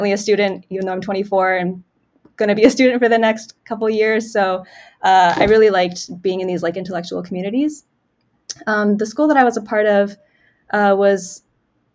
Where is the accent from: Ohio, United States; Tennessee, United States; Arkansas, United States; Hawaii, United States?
Tennessee, United States; Nashville; moved away as an adult; I grew up in Nashville, Tennessee, in some of the suburbs there, Bellevue and then Brentwood